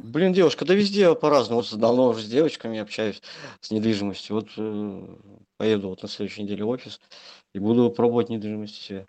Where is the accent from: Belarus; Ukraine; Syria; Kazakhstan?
Belarus; now in Saint Petersburg, Russia; сам я белорус. В Санкт-Петербурге я живу давно уже. 9 лет.